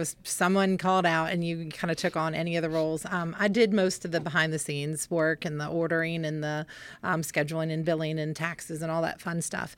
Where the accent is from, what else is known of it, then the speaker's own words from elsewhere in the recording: Winchester, Virginia, United States; I think I was six here when I moved here, and then we moved away for about two years and came back